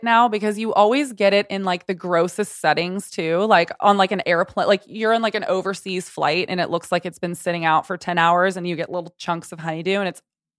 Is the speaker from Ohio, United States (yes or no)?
no; Texas, United States; Tex-Mex and queso for me, because I grew up in Texas as well.